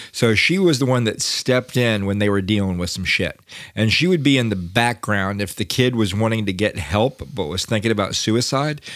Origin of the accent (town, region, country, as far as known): United States